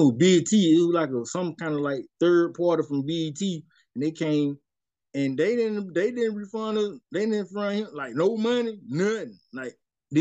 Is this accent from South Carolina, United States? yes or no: yes; Spartanburg, South Carolina, United States; also born or lived in North Charleston, South Carolina / Columbia, South Carolina; I represent Sparkle City, man. I'm coming straight up out of Sparkle City, man. South Carolina